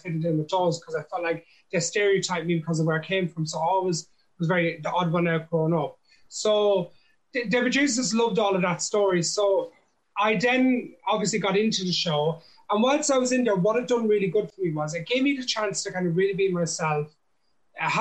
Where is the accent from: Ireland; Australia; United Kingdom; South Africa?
Ireland; I grew up in, I'm from an Irish traveler, like gypsy background. So that's like my ethnical background, if you know what I mean. So I'm an Irish man